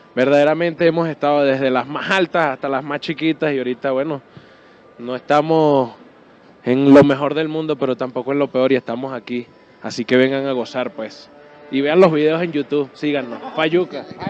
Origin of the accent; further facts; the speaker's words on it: Venezuela; now in Mexico; Yo soy de Venezuela